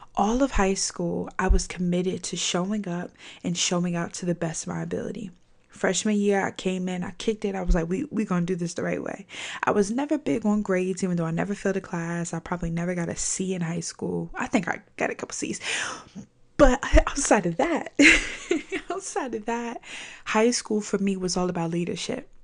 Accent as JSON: {"language": "English", "region": "Virginia", "country": "United States", "said": "I'm from Virginia"}